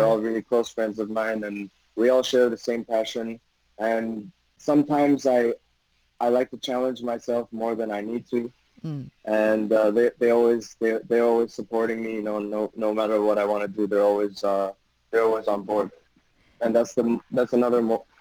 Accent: Taiwan; I was born here, been here 28 years.

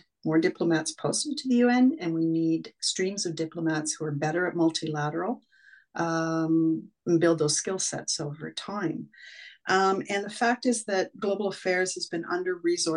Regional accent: Canada; we're being typically Canadian.

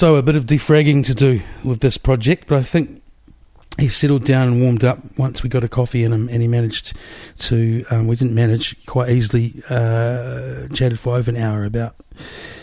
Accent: Wellington, New Zealand; moved away; also born or lived in Melbourne; I'm from Wellington

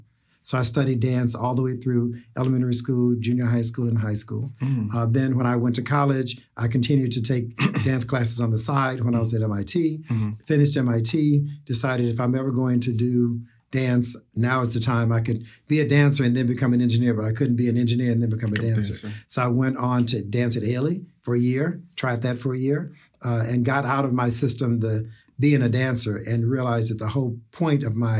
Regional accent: the South, United States; now in New York, United States; how do I come from the South to the East Coast and make that happen as well

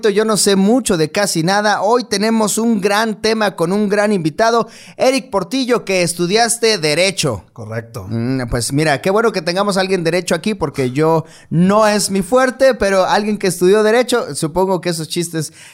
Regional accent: Mexico; obligación como mexicano leer toda mi constitución.

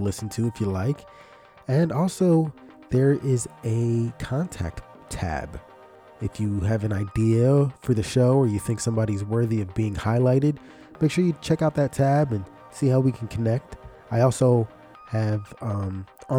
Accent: Philadelphia, Pennsylvania, United States; I grew up in Philly, right near a place called Kensington

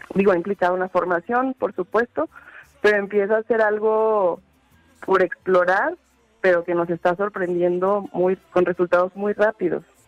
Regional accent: Zacatecas, Mexico; moved away as an adult; en realidad soy de Zacatecas y me había ido. Me fui a, pues, formarme

